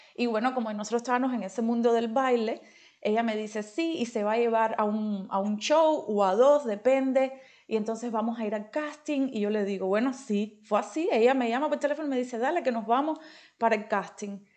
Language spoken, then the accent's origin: Spanish; Cuba; moved away as an adult; also born or lived in Turkey; now in Germany; soy cubana, pero antes de venir para acá, para Alemania, vivía en Turquía